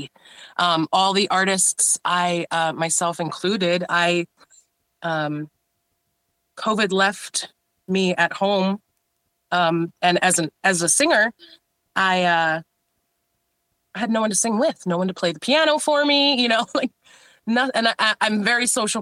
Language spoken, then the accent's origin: English; Rensselaerville, New York, United States; I grew up in Rensselaerville, and as a four-year-old trying to spell it and pronounce it, it's a little bit tough